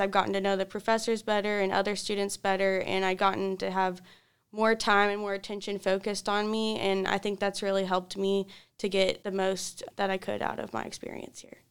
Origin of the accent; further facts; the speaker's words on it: Louisville, Kentucky, United States; now in Richmond, United States; I come from Louisville, Kentucky, not too far away. And I grew up going to Catholic schools all my life, and I went to an all-girls Catholic high school in Louisville.